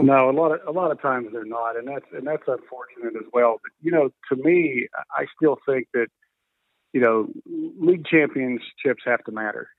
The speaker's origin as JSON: {"language": "English", "area": "outside of Pittsburgh", "region": "Pennsylvania", "country": "United States", "tie": "born or raised there", "said": "I grew up outside of Pittsburgh, not too far."}